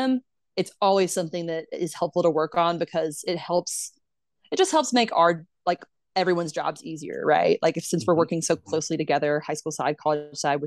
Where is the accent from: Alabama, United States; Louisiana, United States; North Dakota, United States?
Alabama, United States; Mobile; I am from Mobile, Alabama. Like I grew up in the deep South